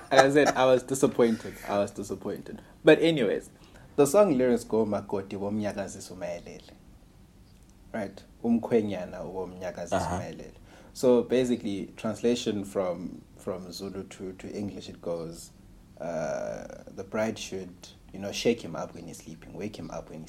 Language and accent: English; Malawi; As someone who was born and raised in Malawi.